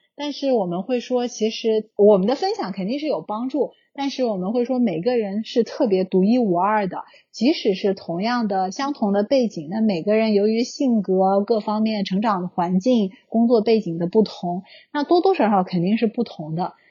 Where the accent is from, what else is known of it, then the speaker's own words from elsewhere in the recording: China; moved away as an adult; now in United States; 从小的经历的国内这种教育